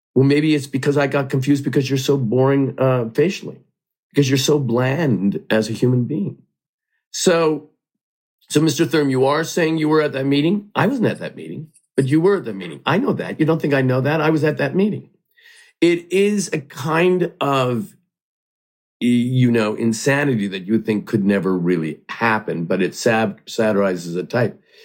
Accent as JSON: {"language": "English", "town": "Hamilton", "region": "Ontario", "country": "Canada", "tie": "born or raised there", "said": "I grew up in Hamilton, Ontario, Canada, and I only watched American television."}